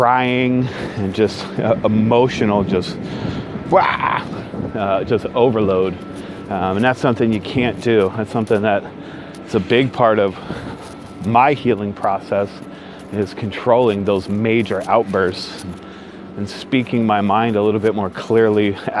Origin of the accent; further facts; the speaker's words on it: Northern California, United States; now in Southern California, United States; Born and raised in Northern California, now live in Southern California